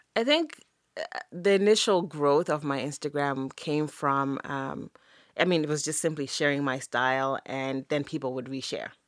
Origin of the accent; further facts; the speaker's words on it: Zimbabwe; moved away as an adult; growing up in Zim was amazing. I grew up in Zim in the eighties and the nineties.